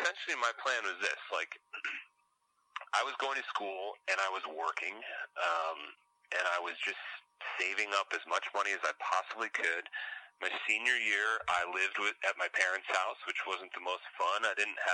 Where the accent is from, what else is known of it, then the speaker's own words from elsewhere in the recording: outside of Chicago, Illinois, United States; moved away; I grew up outside of Chicago. Most of my family's still there.